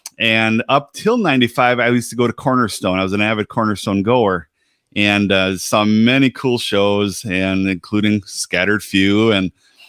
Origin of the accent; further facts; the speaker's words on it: Milwaukee, Wisconsin, United States; accent: northern; Okay, well, so I live in my hometown's Milwaukee, Wisconsin. And so if you hear my southern, or rather my northern accent, you know, forgive me